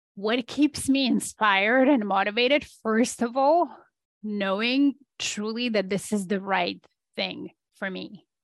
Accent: Poland; moved away as an adult; I am Polish originally, so I was born in Poland under communist regime still.

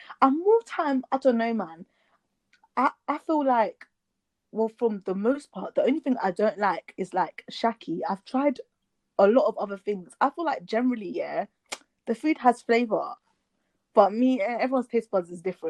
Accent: United Kingdom; because generally we know, yeah, we're British or from wherever, there's black people all over Europe and wherever, but we also know where we came from

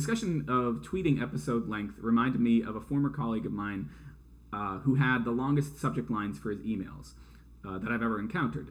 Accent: New England, United States; us New Englanders

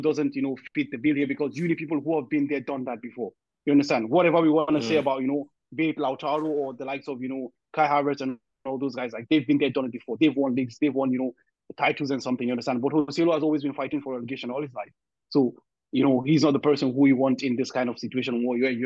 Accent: Nigeria; I'm Nigerian

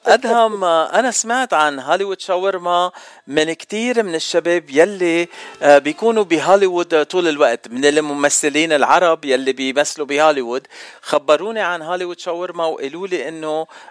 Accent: Lebanon; now in United States; انا بتعرفني من لبنان

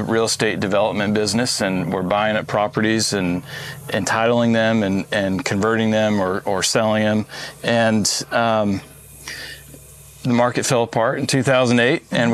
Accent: Arizona, United States; moved away as an adult; also born or lived in Utah; now in St. Cloud, Florida, United States; I come from Arizona. I went to school in Utah

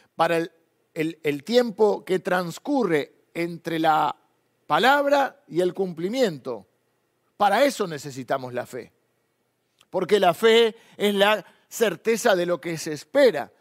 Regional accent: Argentina; nos gusta a los argentinos

